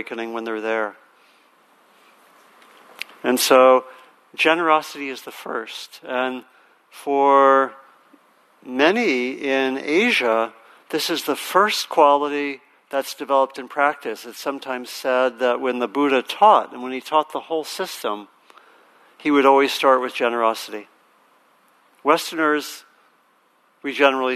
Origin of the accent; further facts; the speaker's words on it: Maryland, United States; moved away; also born or lived in Virginia; I grew up in Maryland and my parents moved to Virginia